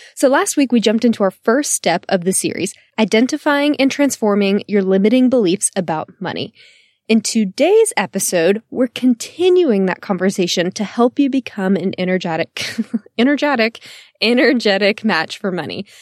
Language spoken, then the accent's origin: English; Texas, United States; I am born and raised in Texas and still live in Austin today